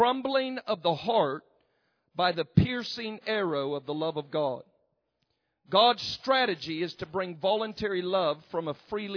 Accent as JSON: {"language": "English", "region": "the South", "country": "United States", "accent": "southern"}